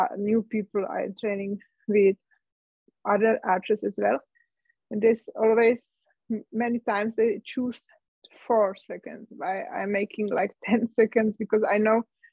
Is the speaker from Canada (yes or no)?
no; Czechia; English is a second language; moved away as an adult; also born or lived in Germany; now in Austria; my home country, to Czech Republic